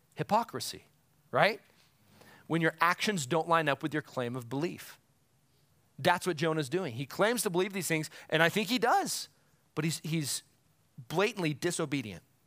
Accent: United States; as an American

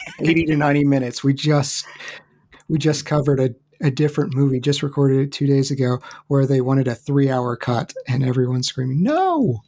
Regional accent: Charleston, West Virginia, United States; Charleston, West Virginia is not a huge, huge area

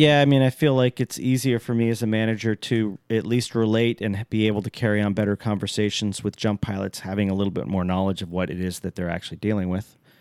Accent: Alaska, United States; I'm from Alaska, for all you people out there that don't know that I'm from Alaska

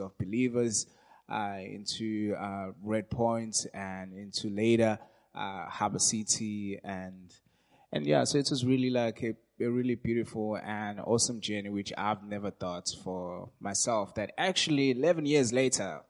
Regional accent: South Africa; I grew up in Dustinook. It's in West Devon Township. yeah, so that's where I come from.

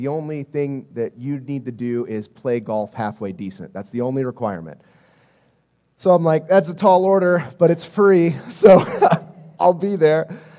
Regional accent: Miami, Florida, United States; born there; But I was born in Miami, Florida, and my parents, Jim and Christy … they were from Indianapolis, Indiana

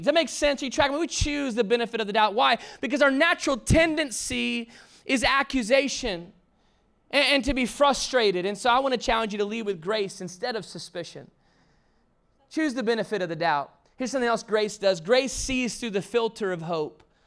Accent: the South, United States; I was raised in the South

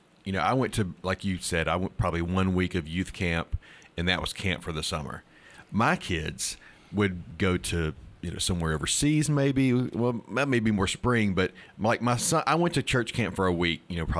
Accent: Starkville, Mississippi, United States; born or raised there

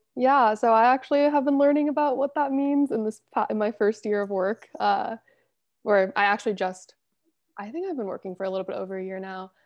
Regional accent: Los Angeles, California, United States; I was born and raised, went to school here, still work here

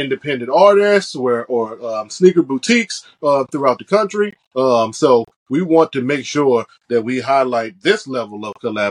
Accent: Washington, District of Columbia, United States; this is where I'm from

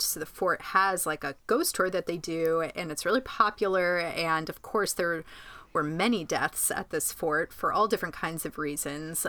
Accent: Groton, New York, United States; in my hometown of Groton, New York

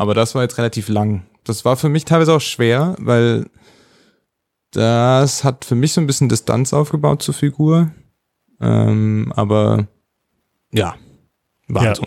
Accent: Germany; als Deutscher

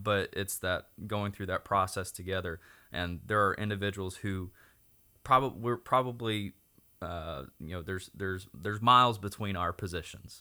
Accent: Oklahoma, United States; I was born and raised in Oklahoma

